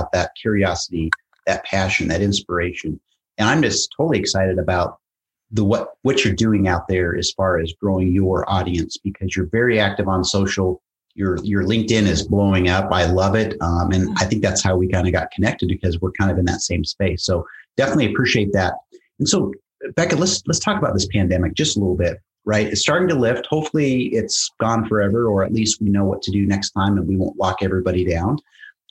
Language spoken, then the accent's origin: English; Spokane, Washington, United States; moved away; a hometown of mine that I grew up is in the Spokane, Washington area.